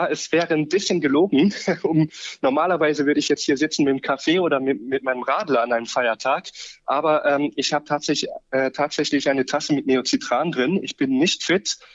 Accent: Luxembourg; moved away as an adult; now in Austria; Ich bin vor ungefähr neun Jahren von Luxemburg aus nach Österreich ausgewandert, sozusagen, um Tiermedizin zu studieren.

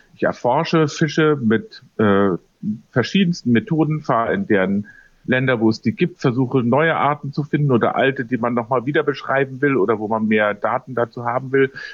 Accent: Munich, Bavaria, Germany; in meiner Heimatstadt München

